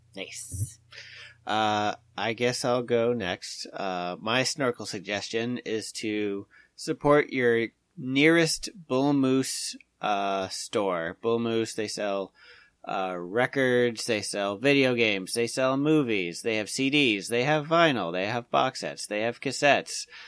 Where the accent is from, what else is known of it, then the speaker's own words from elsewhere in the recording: Portsmouth, New Hampshire, United States; we have one in Portsmouth, which is uh, my hometown